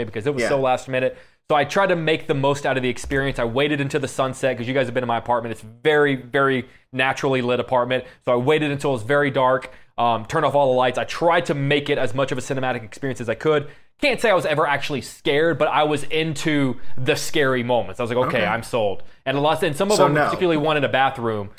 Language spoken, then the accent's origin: English; Seabrook, Texas, United States; I grew up in Seabrook, Texas